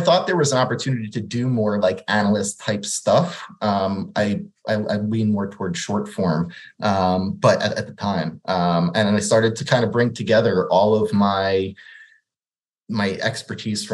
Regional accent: New Jersey, United States; I grew up in New Jersey, just 30 minutes outside of New York City

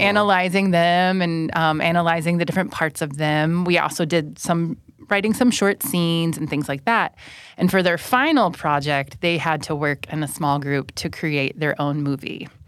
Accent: United States; first language English; moved away as an adult; now in Thailand; I'm from the United States

